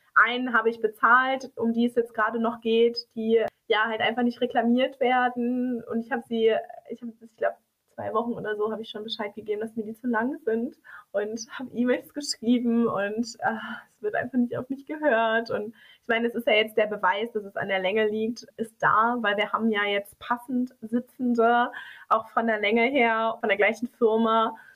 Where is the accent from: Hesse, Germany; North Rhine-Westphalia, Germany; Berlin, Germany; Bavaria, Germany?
North Rhine-Westphalia, Germany; Dortmund; Wir kommen beide aus Dortmund und wir reden so, wie uns der Mund gewachsen ist